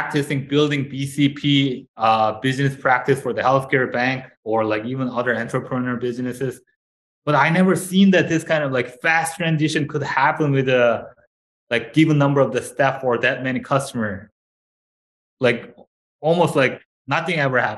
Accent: South Korea; moved away as an adult; now in Canada; I came from Korea, South Korea. So as a South Korean guy, that's the mandatory service

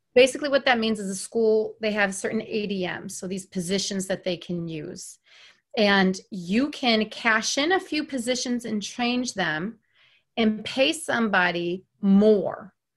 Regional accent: New York, United States; moved away; where I grew up in New York, all white

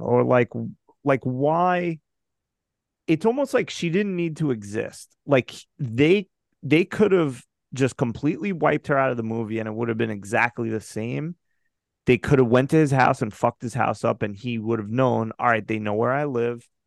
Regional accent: United States; I'm an American

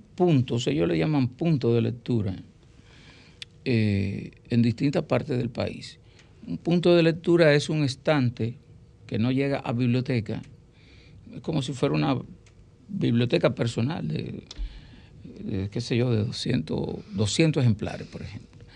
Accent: Miches, El Seibo, Dominican Republic; mi pueblo, en Miches

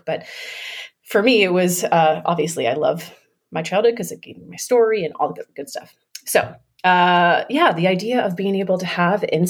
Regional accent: Florida, United States; I grew up in Florida

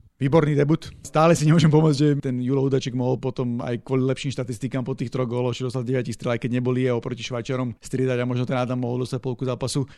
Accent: Slovakia; všetci sme Slováci

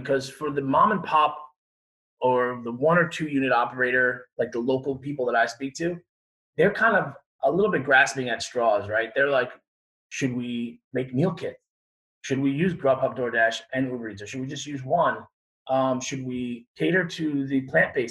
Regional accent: Long Island, New York, United States; I grew up on Long Island

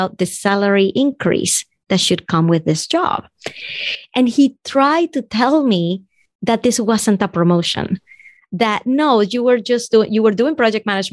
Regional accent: Venezuela; now in United States; If you can tell from my accent, I'm from Venezuela and I wasn't born here

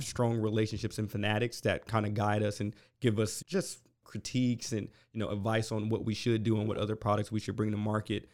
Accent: Westerville, Ohio, United States; moved away as an adult; now in College Station, United States; I'm from Ohio originally, uh, grew up in Columbus, Ohio. um, in Westerville, a s, small suburb in Columbus

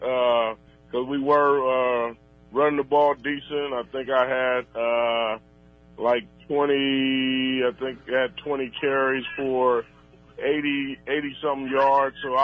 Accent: Fresno, California, United States; my hometown of Fresno.

